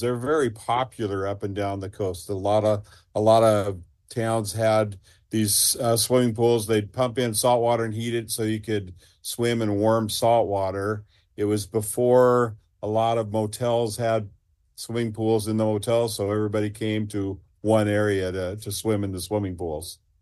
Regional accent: Seaside, Oregon, United States; I grew up in Seaside

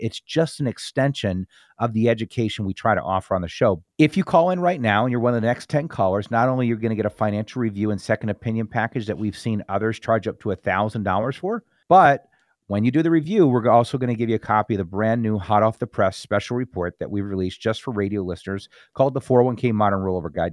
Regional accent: New Jersey, United States; I grew up in North Jersey, you know, in, in, in the country

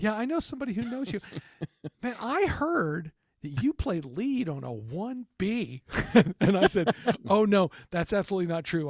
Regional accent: San Antonio, Texas, United States; born or raised there

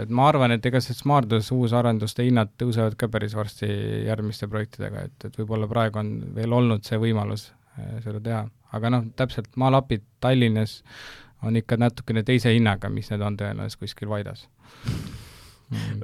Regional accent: Maardu, Harju County, Estonia; ma tegelikult ise kasvasin üles ka Maardus

